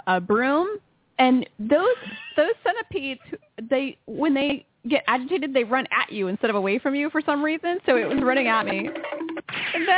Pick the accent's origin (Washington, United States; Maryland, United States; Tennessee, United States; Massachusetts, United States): Maryland, United States; Baltimore; now in Boston, United States; we're from Baltimore